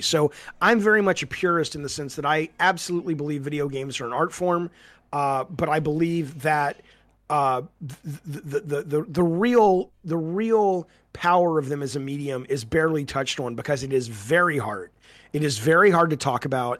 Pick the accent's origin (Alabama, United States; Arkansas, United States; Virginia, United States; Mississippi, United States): Alabama, United States; moved away; also born or lived in Santa Monica; I grew up in Alabama